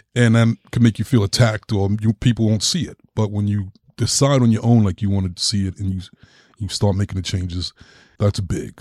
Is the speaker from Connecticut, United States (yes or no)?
no; New York, United States; growing up in New York, it was just like I was just raised in that city